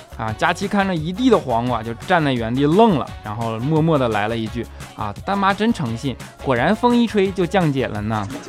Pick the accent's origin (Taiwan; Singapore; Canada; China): China; 作为中国人